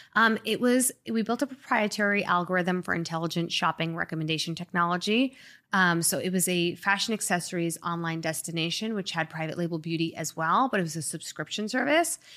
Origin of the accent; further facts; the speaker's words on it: Long Island, New York, United States; moved away as an adult; also born or lived in Springfield, Illinois / Manhattan / San Francisco / Boston; now in Miami, United States; I grew up mostly in Long Island